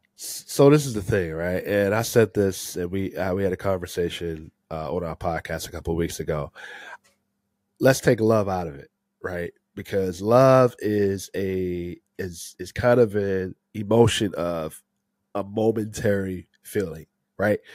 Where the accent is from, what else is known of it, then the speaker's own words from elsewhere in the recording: Maryland area, United States; I've been here my whole life, uh, born and raised in the Maryland area